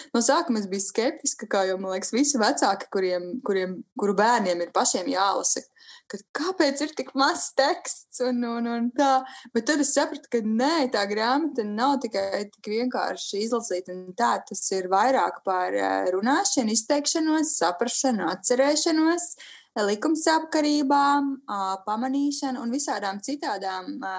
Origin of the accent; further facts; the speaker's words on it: Gulbene area, Gulbene Municipality, Latvia; vecāki nāk no gulbenes, bet viņi ir paši mācījušies sasvainas pilī, viņa arī ir tik atmosfērīga un eh, tā ir, protams, arī mana dzimtā puse.